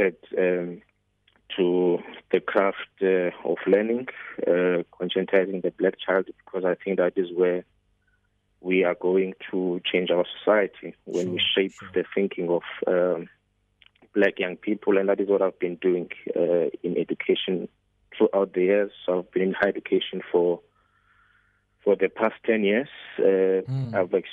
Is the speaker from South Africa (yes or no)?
yes; Zwelitsha, Eastern Cape, South Africa; I was born in Zwelitsha, near King Lemstone in the Eastern Cape, 30 years ago. That is where I was. That's where I grew up.